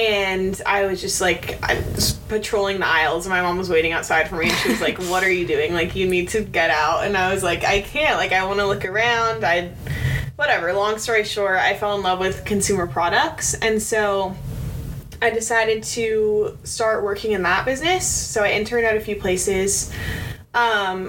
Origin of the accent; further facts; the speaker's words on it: Pasadena, California, United States; I'm from Pasadena, so I'm SoCal local